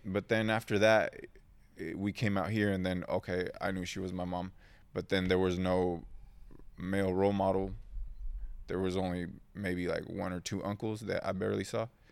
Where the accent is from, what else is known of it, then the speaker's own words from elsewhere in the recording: Oceanside, California, United States; English is a second language; also born or lived in Mexico; I was born in San Diego, well, not San Diego quite, Oceanside